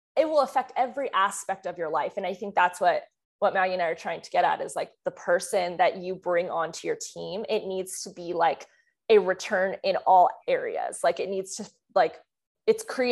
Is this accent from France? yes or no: yes; France; moved away; I'm from France